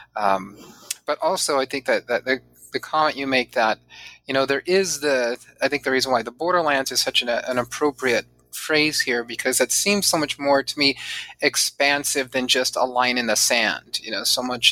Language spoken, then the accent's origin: English; San Diego, California, United States; also born or lived in Chula Vista; I grew up mostly in Southern California, not mostly, all in Southern California, um, and uh, primarily in San Diego.